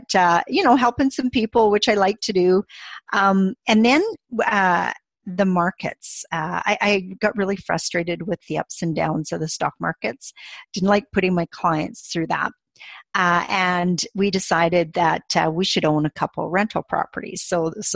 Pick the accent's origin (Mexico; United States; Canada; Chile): Canada; we're from Canada